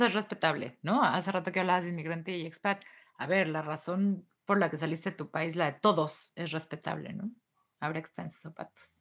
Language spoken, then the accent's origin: Spanish; Mexico; moved away; yo estaba chiquilla y todavía vivía en México